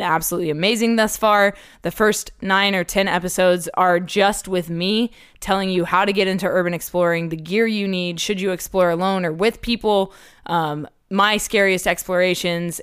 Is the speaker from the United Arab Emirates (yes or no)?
yes; Dubai, United Arab Emirates; moved away; I grew up in Dubai